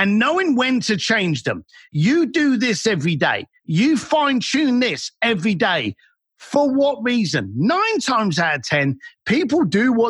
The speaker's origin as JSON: {"language": "English", "region": "London", "country": "United Kingdom", "tie": "born or raised there", "moved": "yes", "said": "As a bricklayer growing up in London"}